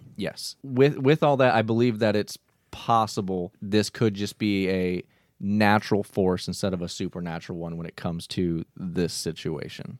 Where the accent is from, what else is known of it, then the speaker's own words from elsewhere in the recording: Michigan, United States; we're from Michigan